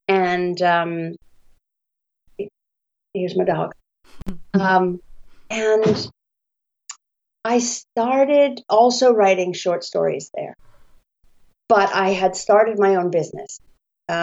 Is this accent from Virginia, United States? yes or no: no; Scituate, Massachusetts, United States; moved away as an adult; also born or lived in Indiana / China / Italy / Japan; we're both from Massachusetts. I grew up in Scituate, Massachusetts, and I went to Indiana University for college